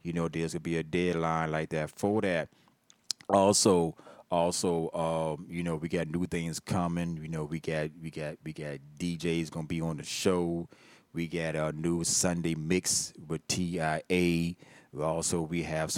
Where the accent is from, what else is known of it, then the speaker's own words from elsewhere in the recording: Hampton, Virginia, United States; I'm from Virginia. That's right. Born, birth, right there, VA, North Fork, H-Town, Hampton, Virginia